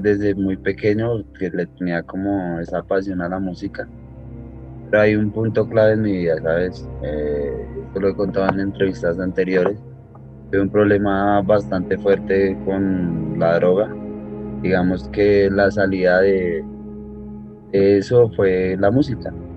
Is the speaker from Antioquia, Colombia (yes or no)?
no; Bogotá, Colombia; also born or lived in Miami; la mayor parte de mi vida he pasado en, aquí en Bogotá, de Colombia